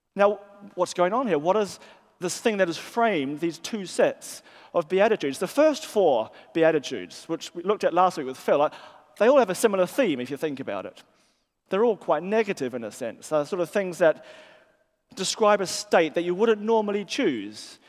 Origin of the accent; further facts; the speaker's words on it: New Zealand; moved away as an adult; now in England; they hear my accent and they, they sort of ask me where I'm from. And I'll say, well, I'm from New Zealand. And that sort of explains my accent.